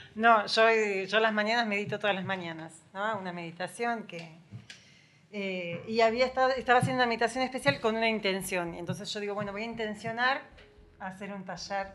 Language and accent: Spanish; Buenos Aires, Argentina; also born or lived in San Javier; now in Villa Dolores, Argentina; soy de Buenos Aires